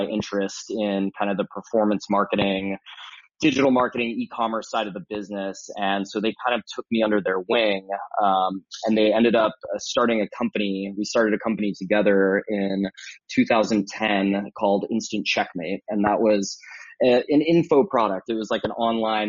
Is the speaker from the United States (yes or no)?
yes; San Diego, California, United States; I grew up in San Diego, California.